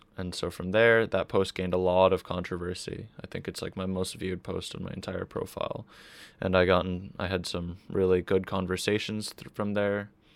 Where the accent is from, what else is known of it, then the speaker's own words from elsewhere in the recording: Boston, Massachusetts, United States; I grew up in Boston, and the area I grew up in Boston is, like, super, super wealthy now